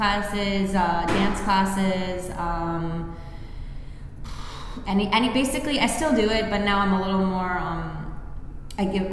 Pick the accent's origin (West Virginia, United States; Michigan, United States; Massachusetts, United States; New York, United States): New York, United States; Long Island, the Hamptons; now in Brooklyn, United States; I grew up on Long Island in the Hamptons